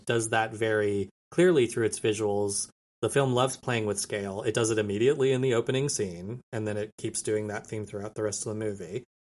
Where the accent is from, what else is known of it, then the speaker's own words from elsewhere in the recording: a small town outside of Albuquerque, New Mexico, United States; now in Austin, United States; I'm from Albuquerque, a town, a small town outside of Albuquerque, New Mexico. I l, now live in Austin, Texas